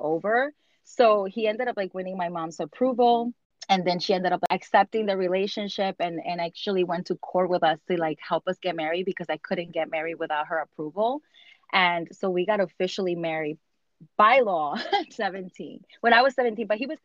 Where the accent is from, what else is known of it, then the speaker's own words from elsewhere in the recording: New York, United States; also born or lived in Dominican Republic; have lived in the United States or New York for almost 32 years